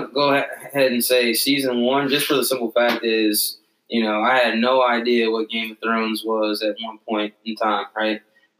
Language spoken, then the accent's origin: English; Las Vegas, Nevada, United States; I'm from Las Vegas, so it was, like, always hot.